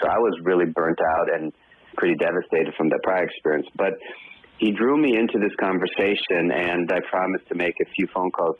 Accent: Israel; moved away as an adult; now in United States; I myself was born in Israel. I've lived in the States now for 30 years, an American, but I was born in Israel. I served in the Israeli army.

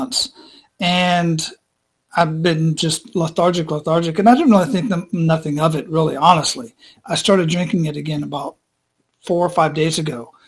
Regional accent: Phoenix, Arizona, United States; moved away as an adult; now in Tampa, United States; I was born and raised in Phoenix

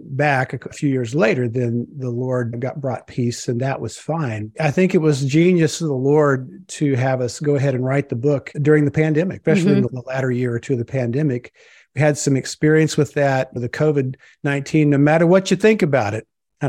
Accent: Springfield, Missouri, United States; I was raised in Southwest Missouri, Springfield. A lot of folks know Branson, the Branson area. And it's one of the buckles of the Bible Belt.

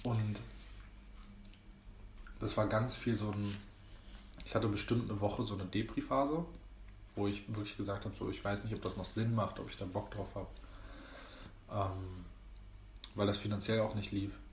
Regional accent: Greece; Ist ja auch irgendwie ein Römer, ich bin Grieche, aber ist auch egal.

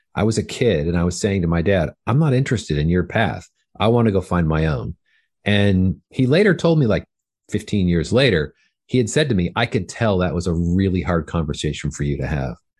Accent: Fullerton, California, United States; I grew up in Southern California

